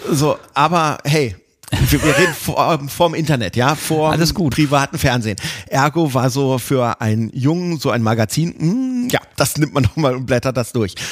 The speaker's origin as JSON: {"language": "German", "area": "near Hanover", "region": "Lower Saxony", "country": "Germany", "said": "Ich komme auch nicht direkt aus Hannover, von so einem kleinen Kaff direkt vor Hannover"}